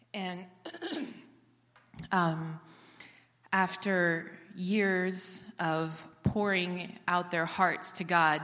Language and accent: English; Israel; I was born and raised in Israel